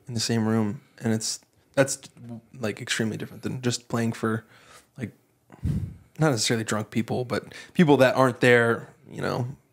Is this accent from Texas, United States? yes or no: yes; Texas, United States; moved away as an adult; now in Hawaii, United States; growing up in Texas